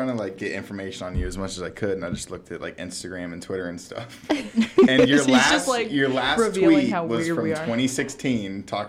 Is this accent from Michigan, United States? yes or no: no; Cincinnati, Ohio, United States; I'm from Cincinnati, so I'm a Cincinnati Bearcats fan.